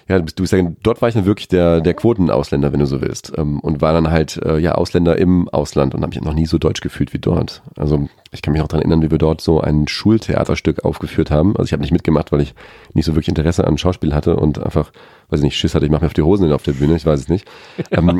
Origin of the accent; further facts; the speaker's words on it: Australia; hast immer gesagt, ich bin Australier. Und die sagen, nein, du bist einfach nur eine Kartoffel.